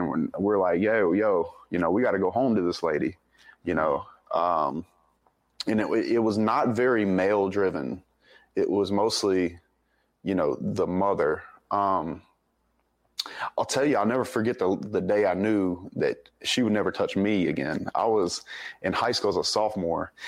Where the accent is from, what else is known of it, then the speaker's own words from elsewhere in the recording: Denham Springs, Louisiana, United States; also born or lived in Monroe, Louisiana; I was born up in Monroe, but I grew up in a little town called Denham Springs, Louisiana, uh, just outside of Baton Rouge